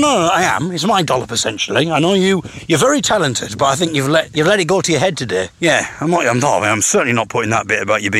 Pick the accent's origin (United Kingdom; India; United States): United Kingdom; Teesside, North East England; now in Sheffield, United Kingdom; I'm from Teesside originally.